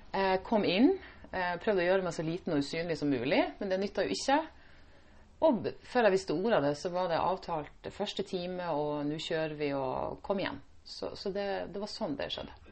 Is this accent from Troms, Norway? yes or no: yes; Indre Troms, Norway; moved away as an adult; now in Stavanger, Norway; jeg er opprinnelig fra Indre Troms. Mm. Langt opp i nord.